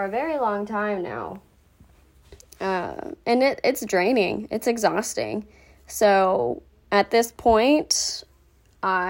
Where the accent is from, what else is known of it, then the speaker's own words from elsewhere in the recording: Rowlett, Texas, United States; I grew up in Rowlett, Texas